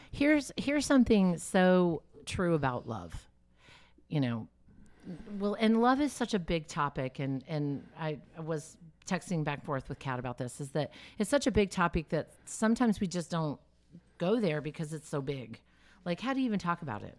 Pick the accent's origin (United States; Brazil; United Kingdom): United States; the South; I grew up in the South